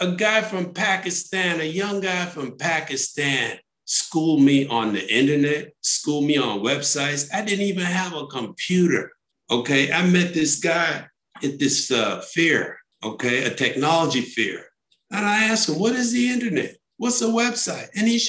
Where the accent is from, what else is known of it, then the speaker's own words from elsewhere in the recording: New York City, New York, United States; I grew up in New York City.